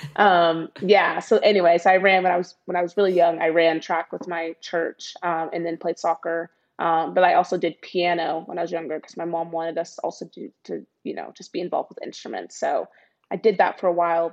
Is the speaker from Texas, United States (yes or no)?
yes; Dallas, Texas, United States; moved away; I grew up in Dallas, Texas